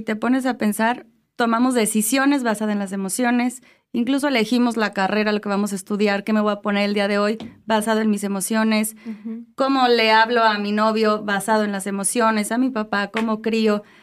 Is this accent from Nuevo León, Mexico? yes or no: no; Morelia, Michoacán, Mexico; also born or lived in Spain; soy aquí de Morelia, aquí estudié, aquí de hecho hice mi licenciatura en psicología